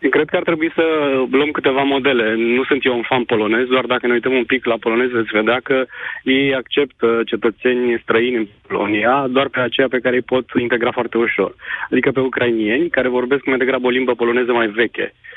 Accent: Ploiești, Prahova, Romania; la Ploiești, eu sunt ploieștean

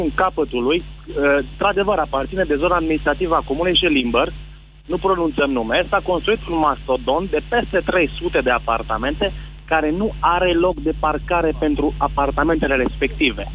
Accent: Sibiu, Sibiu County, Romania; De la Sibiu

